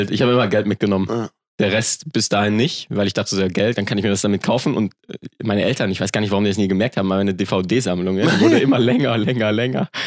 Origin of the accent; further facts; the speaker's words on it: Germany; born there; Ich bin in Deutschland geboren, oft umgezogen. Ich musste immer mein Umfeld wechseln.